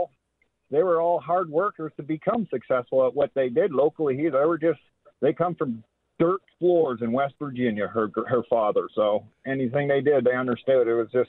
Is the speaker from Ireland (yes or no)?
no; Canada; now in Osawatomie, United States; I'm a Canadian married to an American.